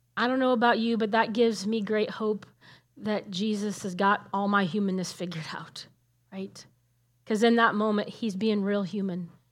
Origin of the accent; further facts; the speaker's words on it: Nebraska, United States; moved away as an adult; also born or lived in Illinois / California; I grew up in Nebraska and I left there because God called me to go to ministry training in Illinois